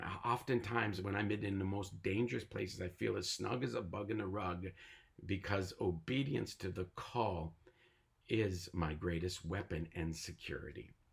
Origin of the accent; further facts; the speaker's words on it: Tyendinaga Mohawk Territory, Ontario, Canada; I was born and raised on the Tallinga Mohawk territory, and I am a native North American Mohawk